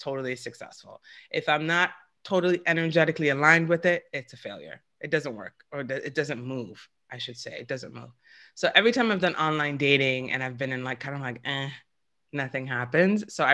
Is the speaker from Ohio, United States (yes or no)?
no; New York, United States; now in California, United States; I grew up in New York